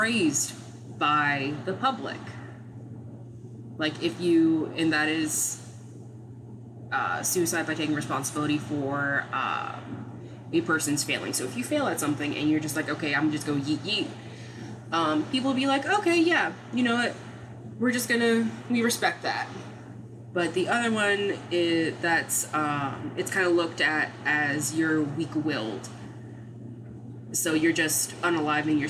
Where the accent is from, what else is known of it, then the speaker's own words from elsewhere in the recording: Maryland, United States; I'm from Maryland.